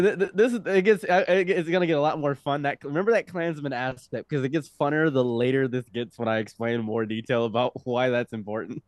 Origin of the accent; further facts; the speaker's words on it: Egypt; now in United States; I was born in Egypt